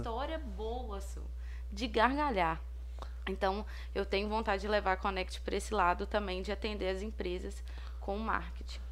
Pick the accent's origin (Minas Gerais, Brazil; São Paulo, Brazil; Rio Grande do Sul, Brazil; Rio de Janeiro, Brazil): Minas Gerais, Brazil; Ponte Nova; Eu sou daqui de Ponte Nova